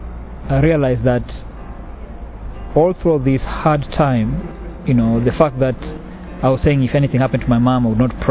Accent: Kenya; moved away; I'm originally from Kenya.

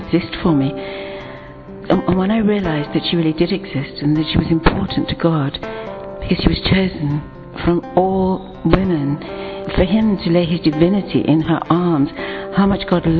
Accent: England, United Kingdom; I'm from England

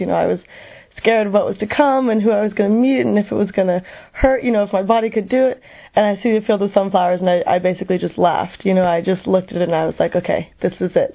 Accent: United States; I am 22 years old and I'm from the United States

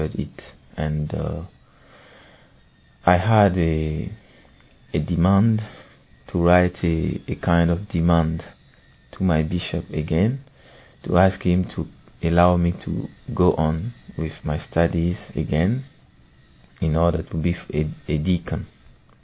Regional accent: Burkina Faso; I come from Burkina Faso. When I was a child, my mother made me discover the gospel.

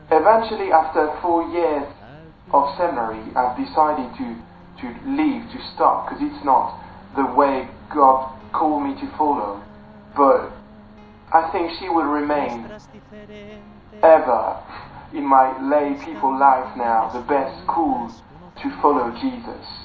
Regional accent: France; moved away; also born or lived in Chelsea; I'm from France, and I'm 21 years old. I had a conversion when I was 14 in the in France and I decided to follow Jesus and eventually I entered the seminary when I was 17 and I was more Protestant

